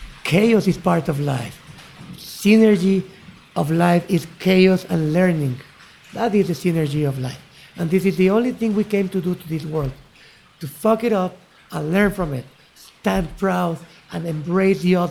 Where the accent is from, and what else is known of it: Mexico City, Mexico; born or raised there; also born or lived in Chiapas